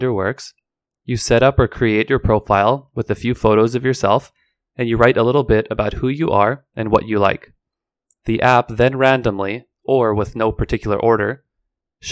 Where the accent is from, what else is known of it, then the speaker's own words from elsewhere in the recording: Vancouver, British Columbia, Canada; I am an English teacher from Vancouver, Canada